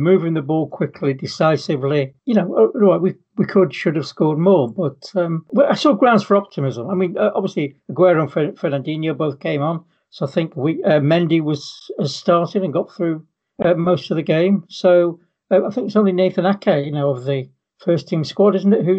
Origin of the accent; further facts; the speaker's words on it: England, United Kingdom; being English